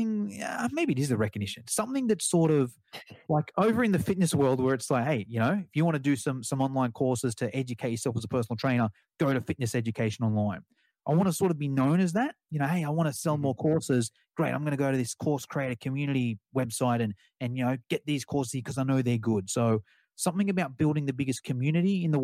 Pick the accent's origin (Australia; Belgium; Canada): Australia; accent: Australian; my Australian accent